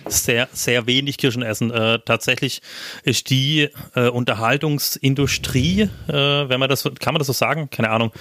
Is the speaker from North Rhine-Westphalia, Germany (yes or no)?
no; Schwaigern, Baden-Württemberg, Germany; meinem Heimatdorf